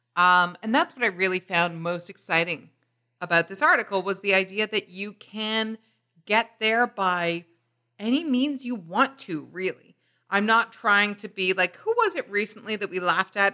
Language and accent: English; United Kingdom; growing up in Britain.